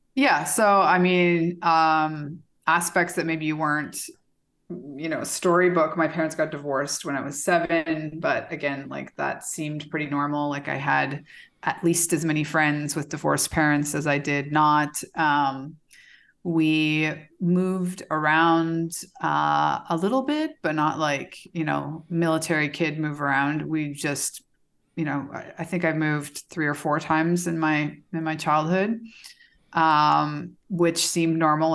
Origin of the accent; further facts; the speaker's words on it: Calgary, Alberta, Canada; moved away as an adult; also born or lived in Belgium / Minneapolis / Houston; now in Mexico; I was born in Canada. So I spent, what, the first seventeen, eighteen years of my life, I lived in Calgary, Alberta.